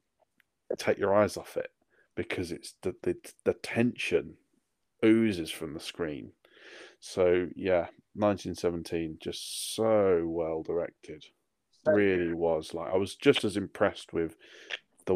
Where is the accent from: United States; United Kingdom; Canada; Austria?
United Kingdom; I'm too British